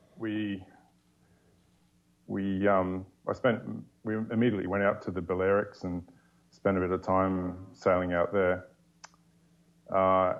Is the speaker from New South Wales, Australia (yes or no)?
yes; just north of Sydney, New South Wales, Australia; moved away; I grew up in Australia, just north of Sydney